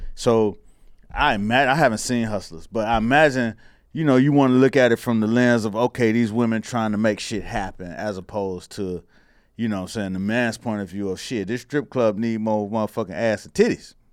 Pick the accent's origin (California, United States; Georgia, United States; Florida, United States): Florida, United States; Miami; growing up in Miami